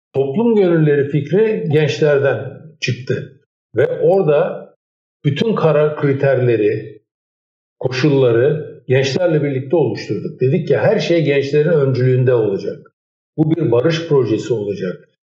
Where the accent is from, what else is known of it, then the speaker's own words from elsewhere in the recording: Istanbul, Turkey; Benim çocukluğum e, Erenköy'de bir ilkokulda hmm. geçti.